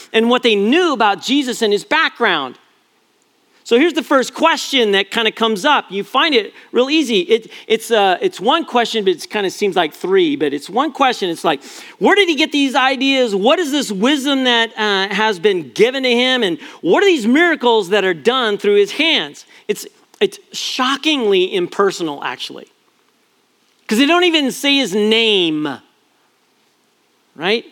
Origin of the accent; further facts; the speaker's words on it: Prescott, Arizona, United States; moved away; also born or lived in San Jose, California; When I grew up in Prescott, Linda and I were in San Jose for 16 years, but Arizona is my home, and Prescott, Arizona is my hometown